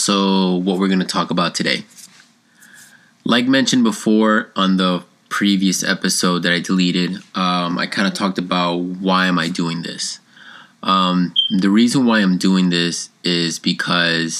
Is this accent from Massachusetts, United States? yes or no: no; New York City, New York, United States; moved away as an adult; also born or lived in Colombia (parents); now in South Carolina, United States; I was born in Queens, New York, and I was raised there till I was about 17, 18-ish